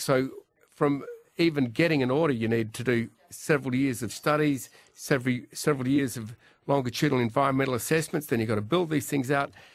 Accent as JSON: {"language": "English", "country": "Australia", "tie": "born or raised there", "said": "growing up in Australia"}